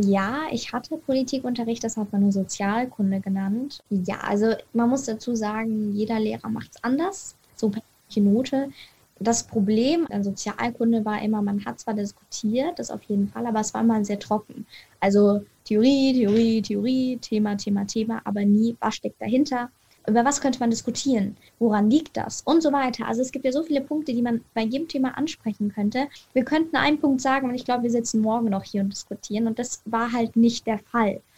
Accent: Munich, Bavaria, Germany; ich komme aus München, das heißt, ich bin Munich City Girl

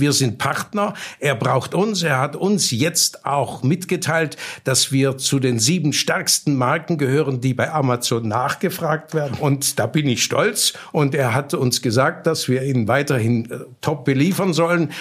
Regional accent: Baden-Württemberg, Germany; bei uns in Baden-Württemberg

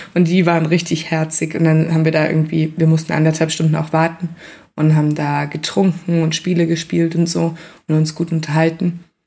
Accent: Central Hesse, Germany; moved away; ich komme aus Mittelhessen selber

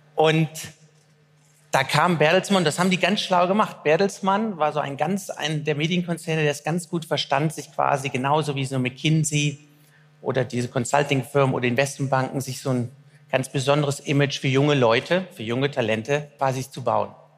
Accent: Germany; also born or lived in Cologne; Ich bin Deutscher

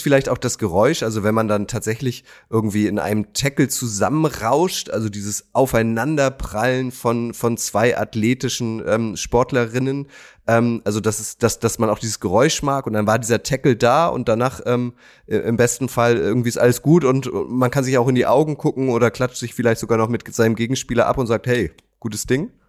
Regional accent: Schenefeld, Schleswig-Holstein, Germany; ich bin in Schenefeld aufgewachsen

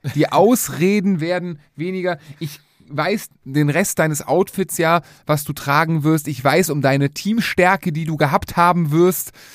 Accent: Cologne, North Rhine-Westphalia, Germany; wir kommen aus Köln

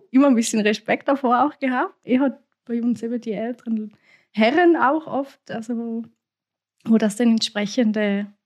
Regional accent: Switzerland; Ich kenne es nur aus meiner Kindheit. Ähm, bei uns in der Schweiz ist das oft so, dass in Hütten, Alphütten oder Skihütten eigentlich immer die Zigarren äh, allgegenwärtig sind

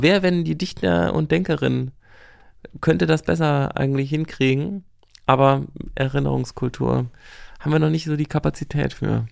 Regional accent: West Germany, Germany; als Wessi

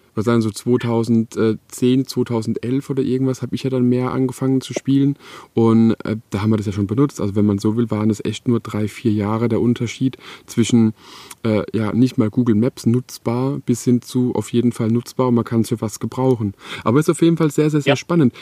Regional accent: Electoral Palatinate, Baden-Württemberg, Germany; in der Umgebung, wo ich, wo ich eben wohne und auch aufgewachsen bin in der Kurpfalz

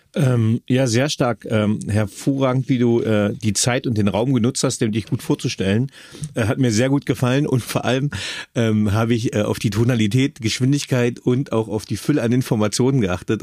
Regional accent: Magdeburg, Saxony-Anhalt, Germany

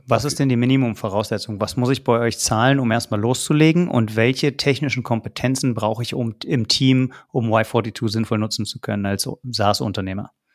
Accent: Berlin, Germany; Ich bin gebürtiger Berliner

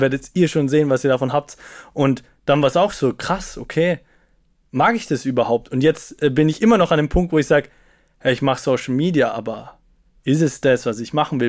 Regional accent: Salzburg, Austria; now in Vienna, Austria; Ich komme aus Salzburg, Kleinstadt, bin dort aufgewachsen mit elf Geschwistern leiblich.

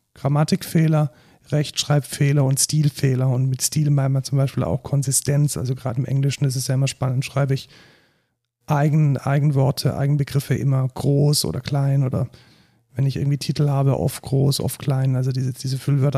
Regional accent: Germany; als Deutscher

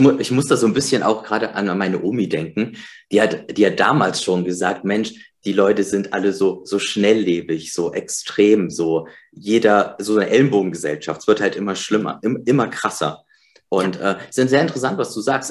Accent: East Germany, Germany; ich bin im Osten geboren.

